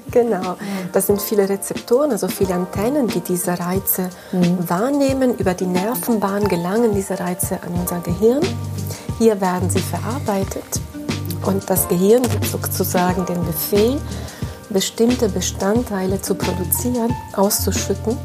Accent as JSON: {"language": "German", "country": "Italy", "tie": "born or raised there", "moved": "yes", "said": "Ich komme aus dem Süden Europas, aus Italien. Ich bin dort auch aufgewachsen"}